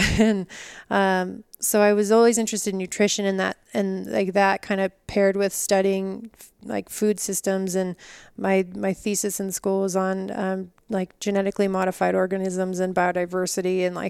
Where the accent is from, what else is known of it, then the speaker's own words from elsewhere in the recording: Colorado, United States; also born or lived in California; now in Utah, United States; I grew up mostly in Colorado, but my family moved a lot. So it was either Colorado or California. And then I got to Utah about 7 years ago now.